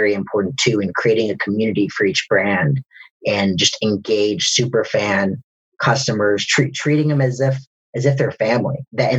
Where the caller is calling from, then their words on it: Atlanta, Georgia, United States; Metro Atlanta. The suburbs.